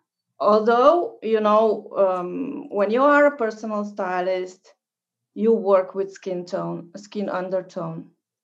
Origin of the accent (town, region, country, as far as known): Virginia, United States